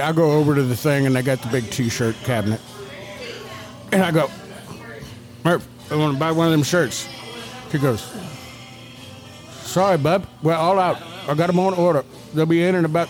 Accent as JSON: {"language": "English", "region": "the South", "country": "United States", "said": "I'm from the South"}